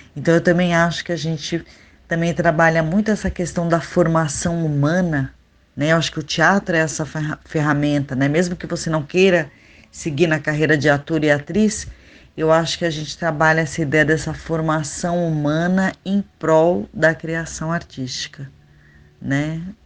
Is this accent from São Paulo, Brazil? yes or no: yes; São Paulo, Brazil; moved away as an adult; also born or lived in Goioerê, Paraná / Campinas; now in Natal, Brazil; eu sou paranaense, eu nasci numa cidadezinha bem pequenininha que se chama Goiuerê, mas eu só nasci, nunca morei lá. Minha família já morava em São Paulo.